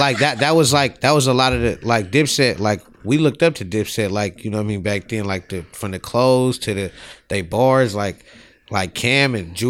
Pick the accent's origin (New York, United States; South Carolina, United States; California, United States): California, United States; San Diego; now in Portland, United States; I'm originally from San Diego, California.